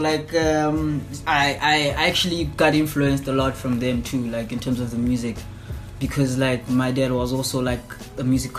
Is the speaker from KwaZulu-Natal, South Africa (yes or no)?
no; Sebokeng, Gauteng, South Africa; also born or lived in Gugulethu, Cape Town; I was actually born in a place called Vaal in Gauteng, south of Johannesburg. In a township called Sebokeng. And yeah, bro, that's actually where I grew up, and that's where I spent most of my childhood at, like my childhood life at.